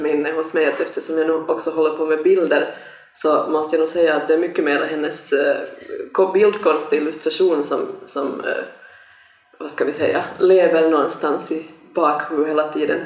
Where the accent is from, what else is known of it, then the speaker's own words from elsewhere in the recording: Sweden; moved away; jag växte upp nämligen också i Sverige